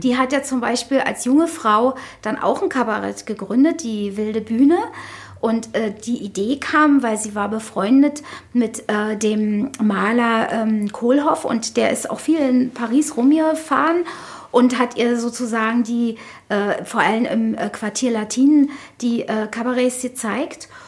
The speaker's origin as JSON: {"language": "German", "region": "Berlin", "country": "Germany", "tie": "born or raised there", "also_born_or_lived": "Lichterfelde, Berlin", "said": "ich bin ja hier in Friedrichshain geboren worden und habe meine ersten Lebens- und Jugendjahre, also ich glaube, bis ich 17 oder 16 war, habe ich in der Boxhagener Straße hier gleich um die Ecke gewohnt"}